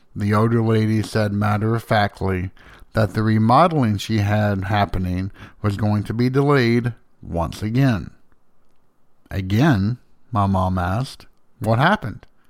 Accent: Slayden, Tennessee, United States; I grew up in Slayton, which is roughly a hundred and thirteen people big. The next town up, about ten minutes up the road, is Van Leer

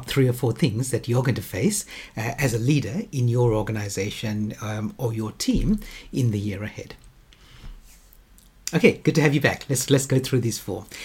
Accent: Western Australia, Australia; my home state of Western Australia

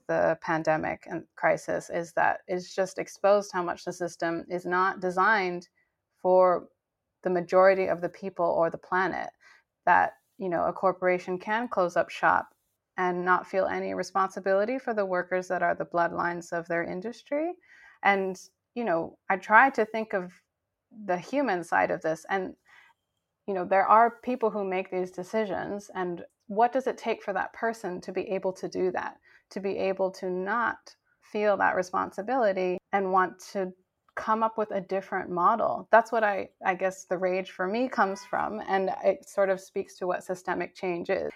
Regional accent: Cambodia; moved away; I'm Cambodian American and I grew up in Cambodia

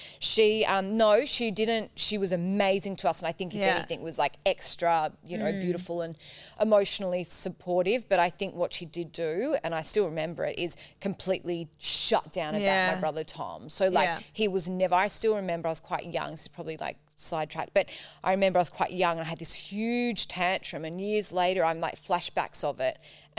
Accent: Cheltenham, South West England, United Kingdom; born or raised there

